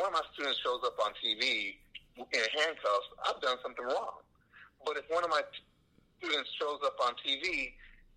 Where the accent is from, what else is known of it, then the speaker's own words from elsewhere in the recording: San Antonio, Texas, United States; also born or lived in Austin, Texas / England; I grew up here in Texas, in San Antonio, outside of 3 years in Austin, Texas, and then outside of 4 years in England